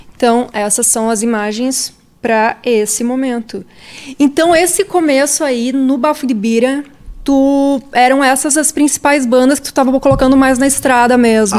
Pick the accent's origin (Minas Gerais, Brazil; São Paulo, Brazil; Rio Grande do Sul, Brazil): Rio Grande do Sul, Brazil; moved away as an adult; now in Porto Alegre, Brazil; eu sou, eu sou, do interior